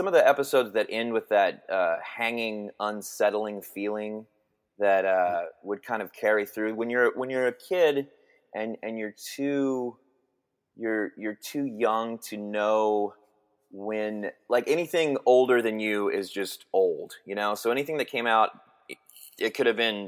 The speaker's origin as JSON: {"language": "English", "town": "Denton", "region": "Texas", "country": "United States", "tie": "born or raised there", "said": "I grew up in Texas. I grew up in the Dallas Fort Worth area, a little town called Denton, Texas."}